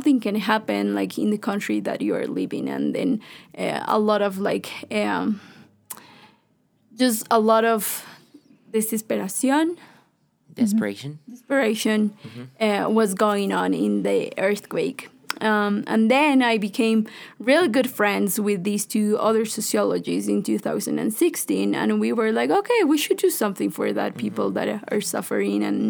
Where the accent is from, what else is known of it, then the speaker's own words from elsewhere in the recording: Ecuador; I've been growing up in Carmen Bajo.